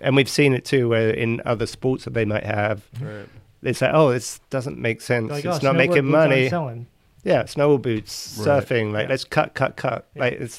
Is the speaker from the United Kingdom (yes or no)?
yes; England, United Kingdom; that's why when we came from England and we were accepted.